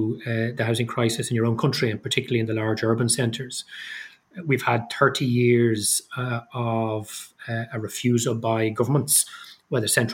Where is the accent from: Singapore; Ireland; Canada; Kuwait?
Ireland; Dublin, Leinster; moved away as an adult; also born or lived in London / Belfast; I'm originally from Dublin, and I've been living back in Dublin now since 2006